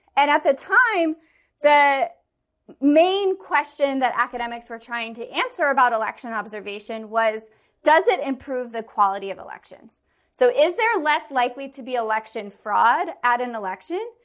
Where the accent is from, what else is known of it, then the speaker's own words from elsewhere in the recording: Kansas City, Missouri, United States; I'm from Kansas City